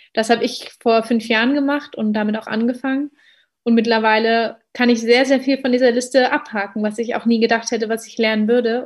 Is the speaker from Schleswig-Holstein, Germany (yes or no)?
no; Berlin, Germany; als gebürtige Berlinerin